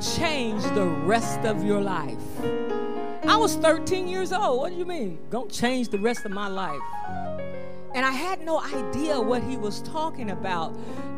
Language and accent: English; Dayton, Ohio, United States; moved away; I was living in Dayton. But I'm from Dayton